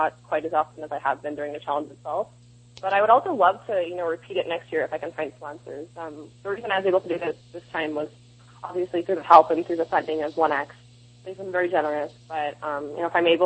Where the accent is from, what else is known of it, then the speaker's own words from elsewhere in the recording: East Bay, San Francisco Bay Area, California, United States; moved away as an adult; now in Los Angeles, United States; I grew up in the Bay Area, in East Bay.